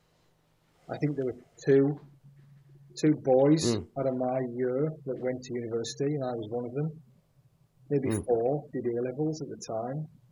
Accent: Cumbria, Lake District, North West England, United Kingdom; accent: northerner; moved away as an adult; I was born in Cumbria in the Lake District

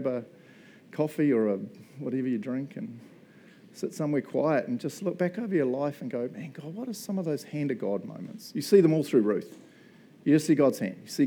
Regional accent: Matamata, Waikato, New Zealand; moved away as an adult; also born or lived in Chicago; We were New Zealand. I grew up in Matamata.

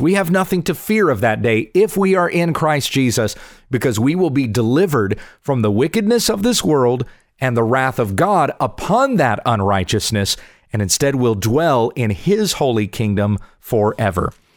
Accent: Southwest Kansas, United States; my hometown in Southwest Kansas

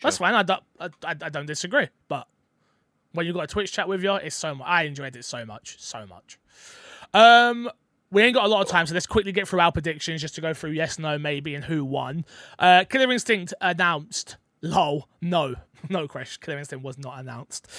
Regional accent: London, United Kingdom; I'm from London

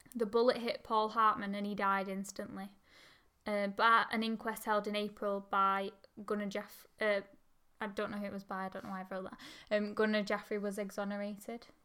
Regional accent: Oldham, North West England, United Kingdom; we're from Oldham

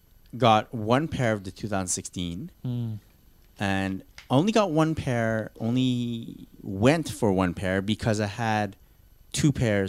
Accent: Canada; Fine. We're Canadian.

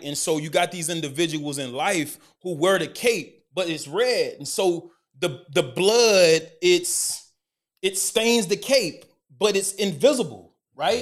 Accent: Decatur, Alabama, United States; born or raised there; moved away as an adult; also born or lived in Oxford, Mississippi / Dallas, Texas; now in Chicago, United States

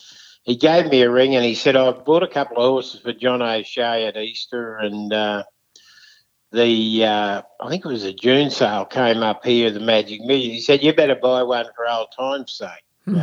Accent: Maryborough, Queensland, Australia; also born or lived in St George, Queensland; And I was born in Maryborough, and my mum and dad had the pub, and I was there in my early years.

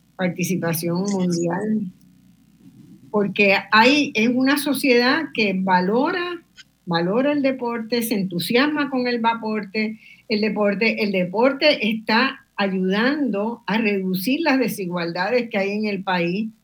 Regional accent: Caguas, Puerto Rico; Yo soy de Caguas

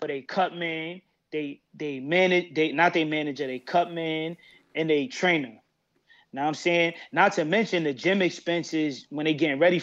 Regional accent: New York City, New York, United States; I'm from Brooklyn, New York. Crown Heights to be exact

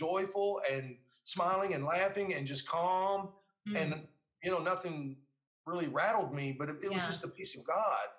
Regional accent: United States; me as an American soldier

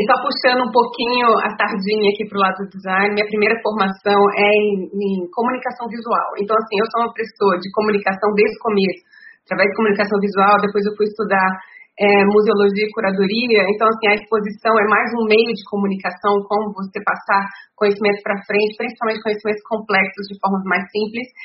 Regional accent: Brasília, Federal District, Brazil; moved away as an adult; also born or lived in Japan; now in Austria; eu sou de Brasília, então eu sou filha da utopia

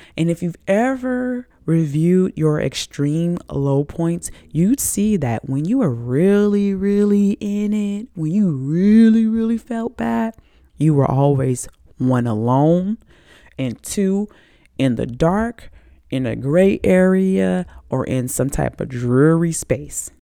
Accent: the South, United States; I'm from the South

